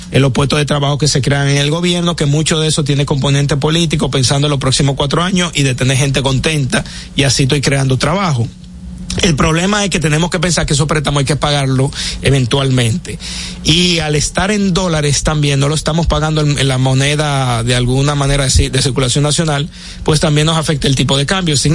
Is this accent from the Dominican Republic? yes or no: yes; Dominican Republic; quienes se van a quedar con un problema, digamos, a largo plazo somos nosotros los dominicanos.